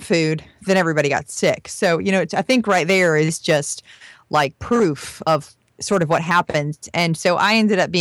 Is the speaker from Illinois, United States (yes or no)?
no; rural Florida, United States; I am actually from a more rural part of Florida where there's a lot of farmers, and it is really, truly the South